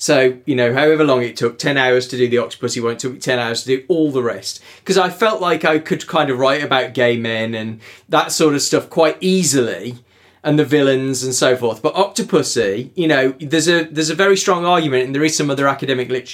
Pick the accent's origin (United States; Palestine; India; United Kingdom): United Kingdom; we're British